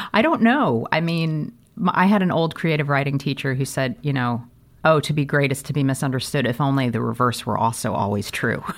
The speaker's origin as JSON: {"language": "English", "town": "St. Louis", "region": "Missouri", "country": "United States", "tie": "born or raised there", "said": "I grew up in Saint Louis, Missouri"}